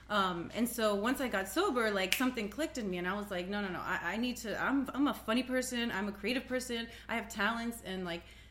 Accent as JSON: {"language": "English", "town": "New York City", "region": "New York", "country": "United States", "moved": "as an adult", "lives_now": "Los Angeles, United States", "said": "I'm originally from New York City"}